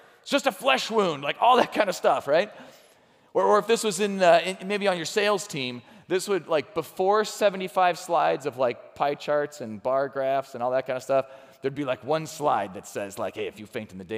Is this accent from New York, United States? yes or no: no; Chicago, Illinois, United States; moved away; I grew up around Chicago